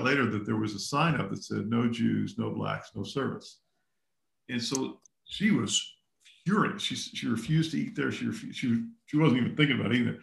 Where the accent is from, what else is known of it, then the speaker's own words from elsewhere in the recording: the South, United States; also born or lived in Texas / Kentucky; I grew up in the South